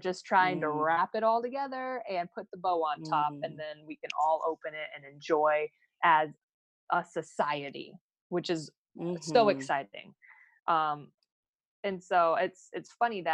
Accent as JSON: {"language": "English", "town": "Phoenix", "region": "Arizona", "country": "United States", "tie": "born or raised there", "said": "growing up in Phoenix"}